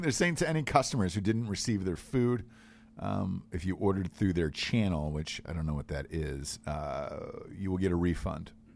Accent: Georgia, United States; moved away; I was from Georgia

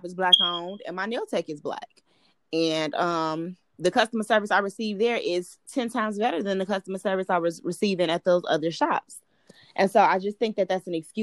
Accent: Chicago, Illinois, United States; I'm from Chicago.

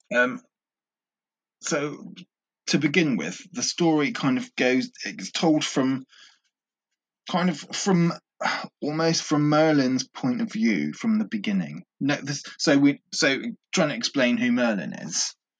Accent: England, United Kingdom; because I'm English and I grew up kind of with the legends of King Arthur as a child

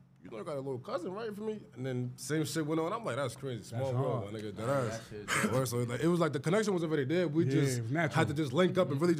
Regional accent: Port Chester, New York, United States; I live on Grace Church, but growing up, Weber Drive

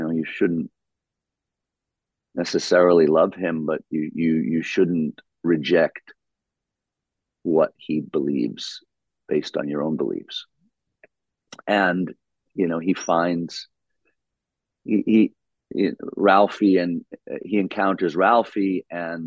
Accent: New York, United States; I grew up in New York. We have the most wonderfully diverse population in my city

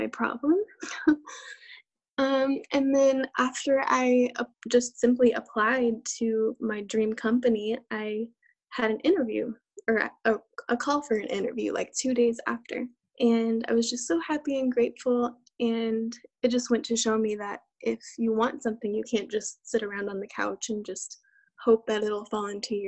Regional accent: Texas, United States; I am from Texas and I was born and raised here

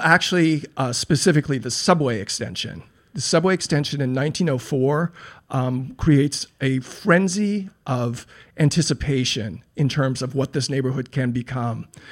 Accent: Los Angeles, California, United States; now in New York, United States; I grew up in a beach town called Pacific Palisades. which is a suburb of L

